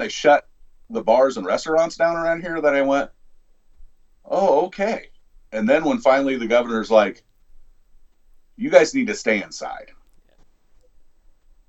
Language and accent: English; south of Chicago, Illinois, United States; I'm not from Chicago, but I'm from further the south. I live amongst the corn